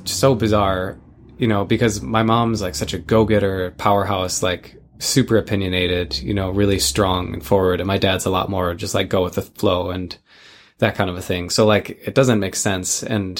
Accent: Midwest, United States; moved away; where we grew up in the Midwest.

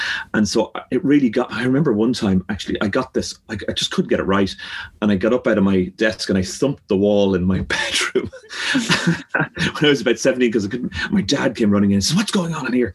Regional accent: Dublin, Leinster, Ireland; growing up in Clontarf, we have a bird sanctuary beside us.

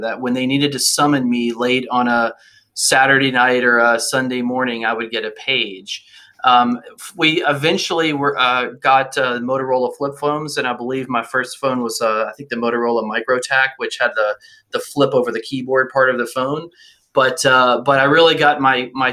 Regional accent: Alabama, United States; moved away; also born or lived in Washington; I grew up in Alabama, and my family actually had a coal mining company, a company that stripped mine coal in North Alabama

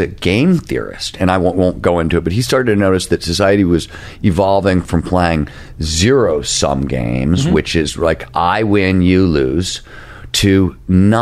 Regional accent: Midwest, United States; I'm an old punk rocker and I come from the Midwest

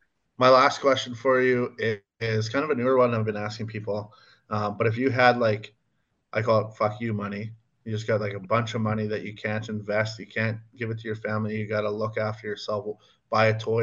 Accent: Minnedosa, Manitoba, Canada; now in Headingley, Canada; my hometown, Minnedos and Nipawin.

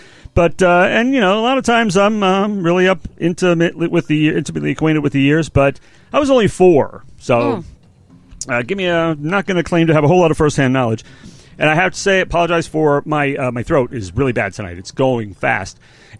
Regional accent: United States; we're Yanks from America

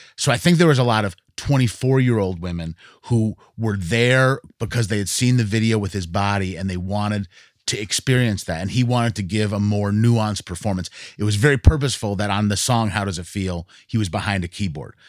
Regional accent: Williamstown, Massachusetts, United States; moved away; I grew up in Williamstown, Massachusetts.

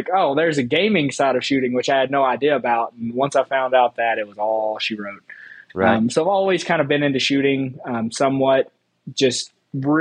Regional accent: Tennessee, United States; moved away; I'm from Tennessee, Patriot State of shooting shit

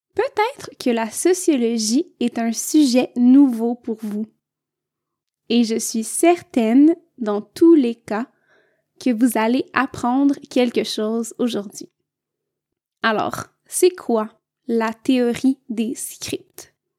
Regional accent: Quebec, Canada; je viens du Québec

